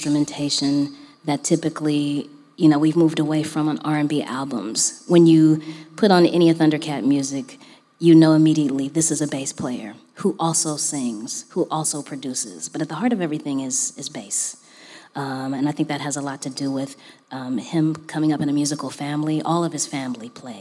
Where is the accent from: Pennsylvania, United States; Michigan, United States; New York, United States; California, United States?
California, United States; Los Angeles; LA is my hometown